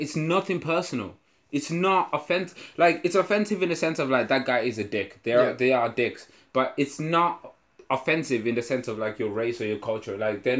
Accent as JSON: {"language": "English", "country": "United Kingdom", "said": "So I'm feeling, as a British person, you know how important manners and being polite and shit is to us"}